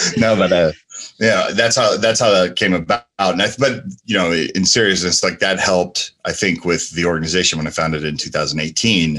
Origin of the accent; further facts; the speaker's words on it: Asbury Park, New Jersey, United States; also born or lived in San Francisco, California; now in Las Vegas, United States; I grew up in New Jersey and, uh, you know, Asbury Park, New Jersey, and San Francisco, California